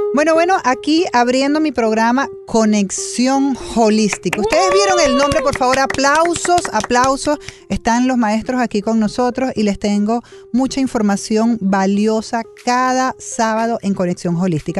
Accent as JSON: {"language": "Spanish", "country": "Venezuela", "moved": "yes", "lives_now": "Miami, United States", "said": "Yo hace 25 años que yo fuera de Venezuela y todavía soy más venezolana que la arepa"}